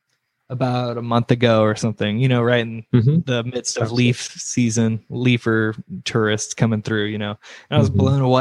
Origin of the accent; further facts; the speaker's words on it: Brevard, North Carolina, United States; moved away as an adult; now in Asheville, United States; I grew up in Brevard, so I didn't make it very far. I came here for college in 2009.